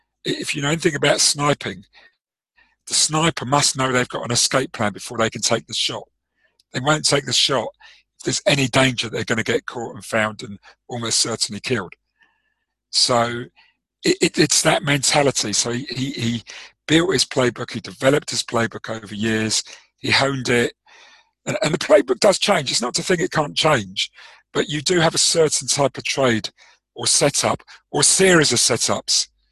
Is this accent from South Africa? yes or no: yes; South Africa; I suppose you're a cricket guy like me. Yes. Being South African, yep.